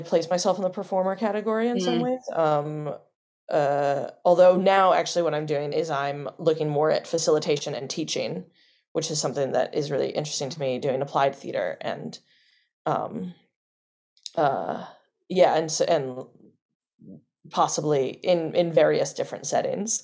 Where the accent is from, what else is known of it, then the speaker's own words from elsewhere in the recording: New Orleans, Louisiana, United States; So I grew up in New Orleans, started doing Shakespeare at the New Orleans Shakespeare Festival there